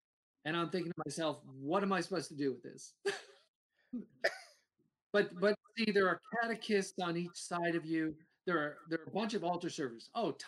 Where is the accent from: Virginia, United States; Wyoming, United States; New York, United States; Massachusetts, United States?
Virginia, United States; Alexandria; I'm a city boy. {S2} Yeah. {S1} So I'm from Alexandria, Virginia.